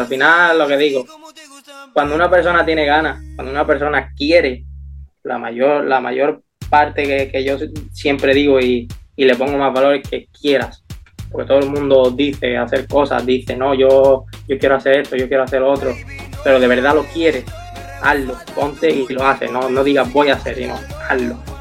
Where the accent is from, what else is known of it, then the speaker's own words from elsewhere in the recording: Seville, Andalusia, Spain; como mi tierra no. Yo que soy de aquí